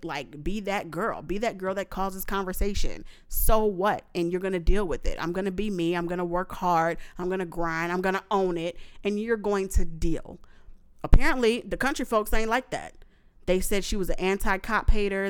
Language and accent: English; New Orleans, Louisiana, United States; I went to high school in New Orleans. I'm from New Orleans, so this is why this is a New Orleans reference from a New Orleans girl.